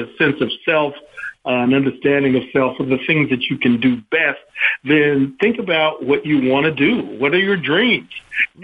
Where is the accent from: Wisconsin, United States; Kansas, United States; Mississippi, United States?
Kansas, United States; Kansas City; moved away as an adult; also born or lived in Topeka, Kansas; I'm from Kansas originally, grew up in Kansas City, Kansas, an all-black neighborhood of Kansas City